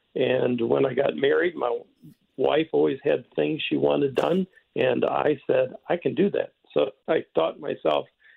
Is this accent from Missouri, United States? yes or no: yes; Cape Girardeau, Missouri, United States; moved away as an adult; now in St. Louis, United States; I was born in St. Louis, but at a young age of about three, my father moved our family to Cape Girardeau, and that's where I grew up